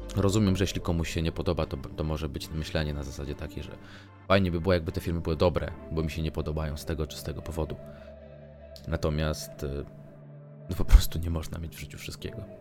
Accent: Warsaw, Masovian Voivodeship, Poland; ja, jestem z Warszawy

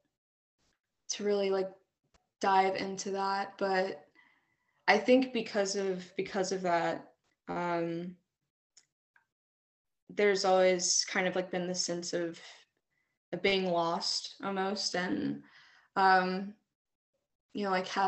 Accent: Fayetteville, North Carolina, United States; I was born and raised here in Fayetteville, North Carolina.

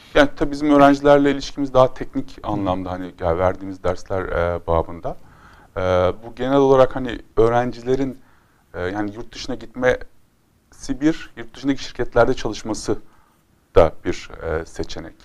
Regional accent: Konya, Turkey; Konya benim zaten memleketim

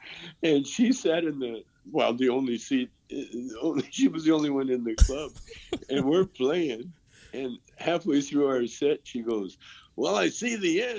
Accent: Vancouver, British Columbia, Canada; You know, I'm from Vancouver, so I know the junkie habits, you know.

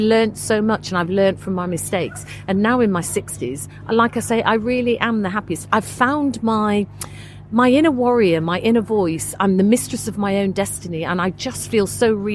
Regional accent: Leeds, Yorkshire and the Humber, United Kingdom; moved away; I'm originally from Leeds

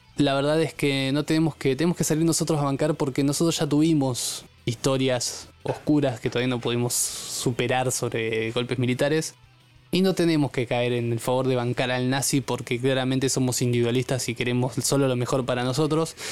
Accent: Argentina; nosotros como argentinos

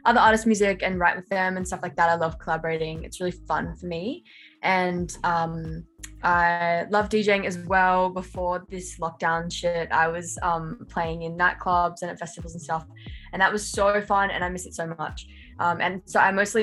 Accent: Central Coast, New South Wales, Australia; moved away as an adult; now in Sydney, Australia; I'm from the Central Coast, which is like a little bit out of Sydney, like more regional, but I've lived in Sydney for the last year and a bit

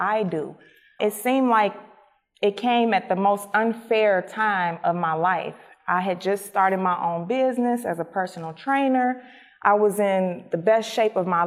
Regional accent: Chicago, Illinois, United States; I was born and raised in Chicago. I spent my childhood on the west side of Chicago and my adolescence in the south suburbs of Chicago

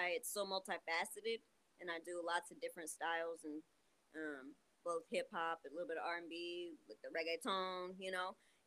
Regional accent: Seattle, Washington, United States; We're from Seattle

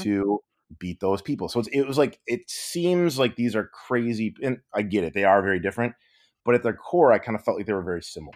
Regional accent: Michigan, United States; moved away; also born or lived in Los Angeles; growing up in Michigan

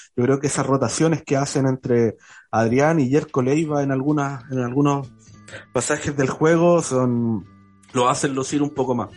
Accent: Curicó, Maule, Chile; yo soy de Curico

